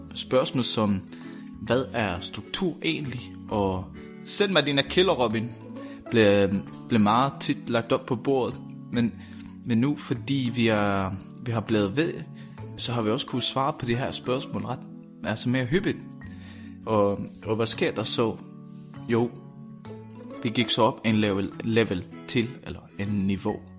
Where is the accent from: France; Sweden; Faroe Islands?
Sweden; Danish is a second language; now in Denmark; jeg taler med sang, fordi jeg er fra Sverige.